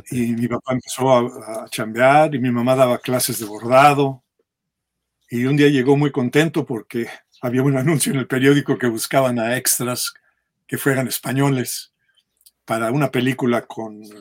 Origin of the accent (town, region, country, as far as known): Mexico City, Mexico; born or raised there; moved away as an adult; also born or lived in San Mateo, Spain / Fréjus, France / New York, United States; now in United States